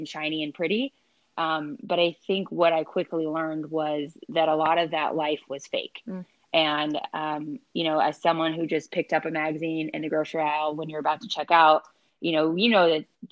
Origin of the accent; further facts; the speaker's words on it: Iowa, United States; moved away as an adult; growing up in Iowa, you know, we are one of the few states that has no professional sports teams